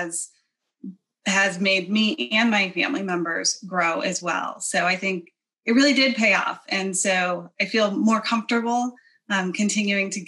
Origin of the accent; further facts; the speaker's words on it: Chicago, Illinois, United States; moved away as an adult; now in Atlanta, United States; I was born and raised in the Chicago area